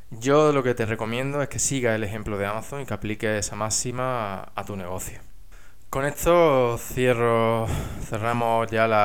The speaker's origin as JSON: {"language": "Spanish", "country": "Spain", "moved": "as an adult", "lives_now": "England", "said": "yo estudié ingeniería industrial, que me fui de España a trabajar a Inglaterra"}